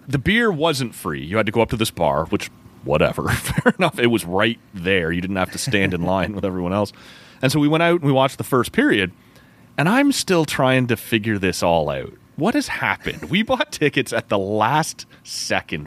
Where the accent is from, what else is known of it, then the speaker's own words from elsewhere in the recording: Oshawa, Ontario, Canada; two buddies that we grew up with in Oshawa